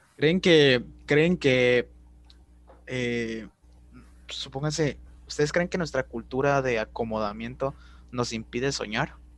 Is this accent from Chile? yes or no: no; Guatemala; nos impide soñar como, como guatemaltecos